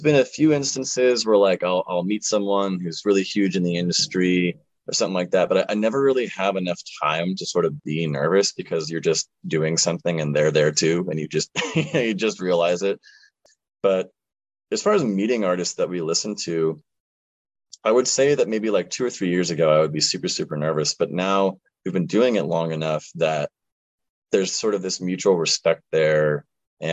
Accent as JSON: {"language": "English", "town": "Orlando", "region": "Florida", "country": "United States", "tie": "born or raised there", "moved": "yes", "lives_now": "Nashville, United States", "said": "my hometown, Orlando"}